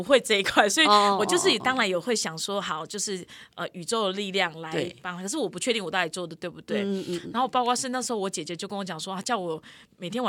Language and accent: Chinese; Yunlin County, Taiwan; 我云林啊